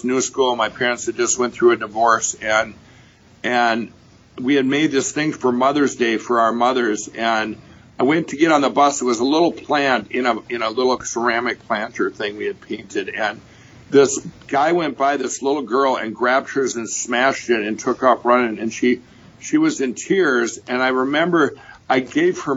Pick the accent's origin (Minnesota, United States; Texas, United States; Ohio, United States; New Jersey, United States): Minnesota, United States; Chaska; I grew up in Chaska, Minnesota